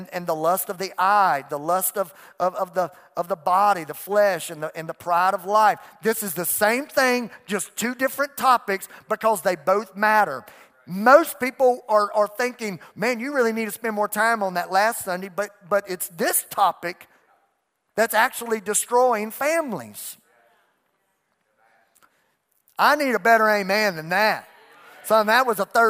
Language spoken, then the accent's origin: English; United States; I'm an American